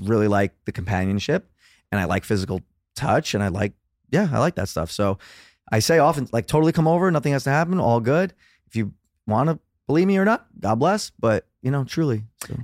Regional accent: New York City, New York, United States; also born or lived in Los Angeles; born and raised in Brooklyn, New York

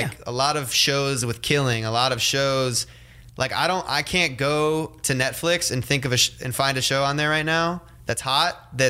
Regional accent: Ohio, United States; now in California, United States; when I grew up in Ohio, we had snow days.

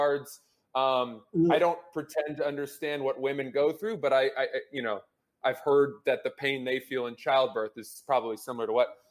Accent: United States; I'm an American

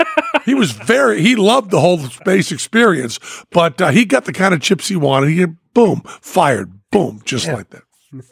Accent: Massachusetts, United States; growing up in Massachusetts

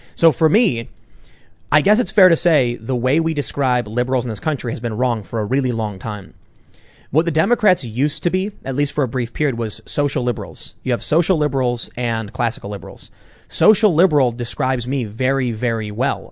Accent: Chicago, Illinois, United States; I'm from the South Side

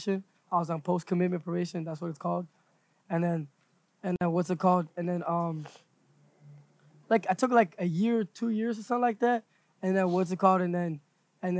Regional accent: Florida, United States; we're from Florida.

